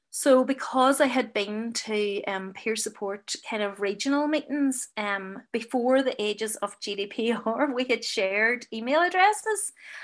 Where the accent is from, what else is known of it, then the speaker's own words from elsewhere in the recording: Enniskillen, Northern Ireland, United Kingdom; And I'm from Enniskillen, as I said earlier. So, you know, I want a group in Enniskillen.